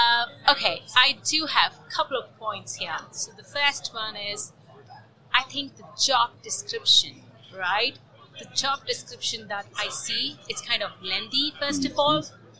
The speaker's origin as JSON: {"language": "English", "country": "Germany", "said": "I'm from Germany."}